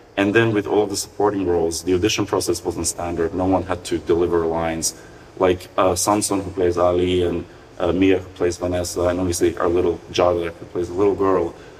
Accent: North Macedonia; when I was growing up in Macedonia.

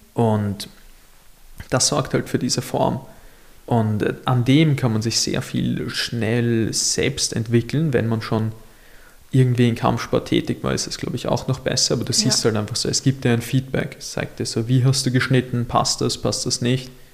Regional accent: Mauerbach, Lower Austria, Austria; ich komme ja aus Mauerbach

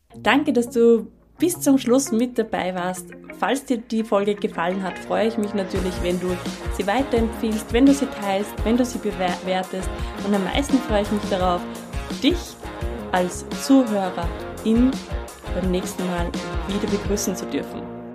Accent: Upper Austria, Austria; ich komme ja aus ähm, einem landwirtschaftgeprägten Umfeld. Ich habe eine Godi, die hat eine Landwirtschaft und äh, war auch in der HBLA Ellenberg, so landwirtschaftliche Schule bei uns in Oberösterreich

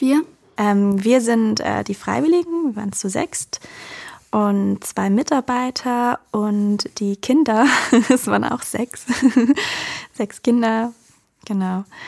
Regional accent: Germany; also born or lived in Georgia; weil ich halt einfach Deutsche bin, als Deutsche dorthin gegangen bin

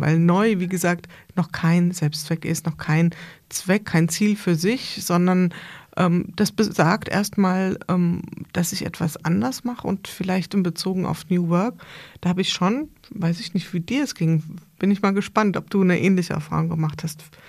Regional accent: Bad Camberg, Hesse, Germany; ich komme aus Bad Camberg, das ist nicht so weit weg von hier

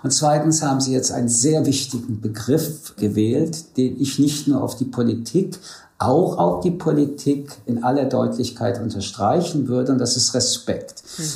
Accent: France; now in Germany; ich komme aus Frankreich

